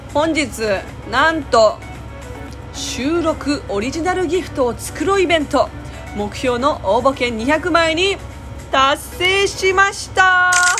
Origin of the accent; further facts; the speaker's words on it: Japan; first language Japanese; 私は日本で暮らしてきて、ほとんど日本の言葉に馴染んでる